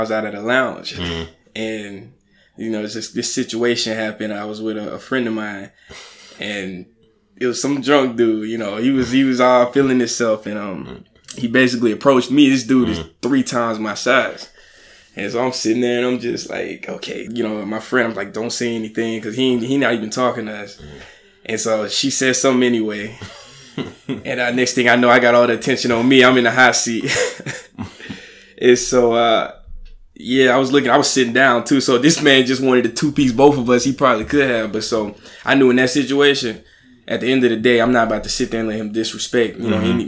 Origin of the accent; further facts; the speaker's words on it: Alabama, United States; moved away as an adult; now in New York, United States; So I'm from Alabama.